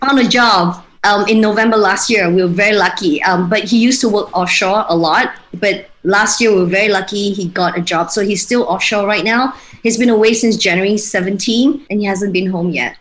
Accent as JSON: {"language": "English", "town": "Kuching", "region": "Sarawak", "country": "Malaysia", "tie": "born or raised there", "also_born_or_lived": "Australia / Singapore", "moved": "as an adult", "lives_now": "Kuala Lumpur, Malaysia", "said": "So I grew up in Kuching, lived there for 19 years before I moved to Australia to study"}